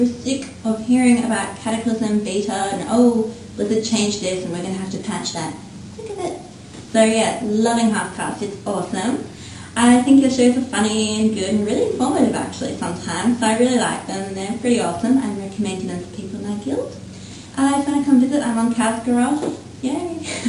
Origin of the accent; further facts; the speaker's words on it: Australia; I'm from Australia, as you can probably guess